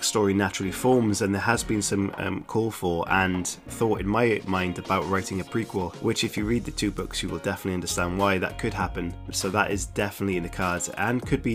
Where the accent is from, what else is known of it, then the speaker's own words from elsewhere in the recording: South Wales, United Kingdom; I am from South Wales, which is in the United Kingdom, and I am right next to the sea